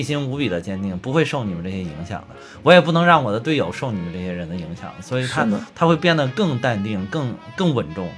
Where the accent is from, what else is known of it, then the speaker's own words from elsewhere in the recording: China; 我们中国人